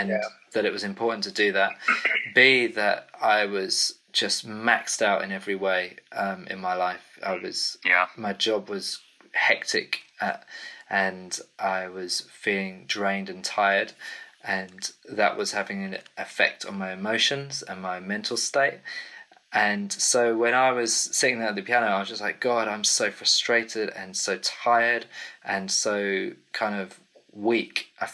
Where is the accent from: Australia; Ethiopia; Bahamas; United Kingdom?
United Kingdom; England; accent: English; now in Cambridge, United Kingdom; So as you can tell, I'm from the UK. My English accent kind of gives me away, doesn't it?